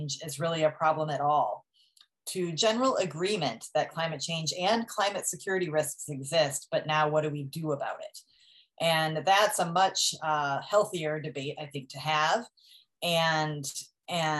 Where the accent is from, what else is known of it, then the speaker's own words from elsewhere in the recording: Wisconsin, United States; my home state of Wisconsin, where I grew up